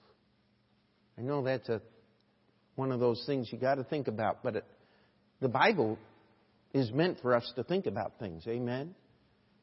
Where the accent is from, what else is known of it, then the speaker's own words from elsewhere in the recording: New York, United States; moved away; I'm from New York